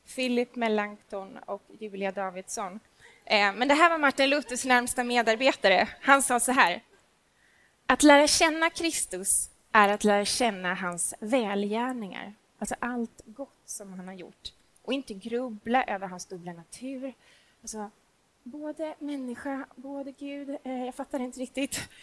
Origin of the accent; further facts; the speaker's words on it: Småland, Sweden; jag är nämligen från Småland